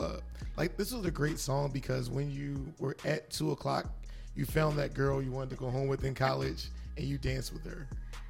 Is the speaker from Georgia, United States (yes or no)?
no; Philadelphia, Pennsylvania, United States; also born or lived in Tallahassee; I'm from Philly.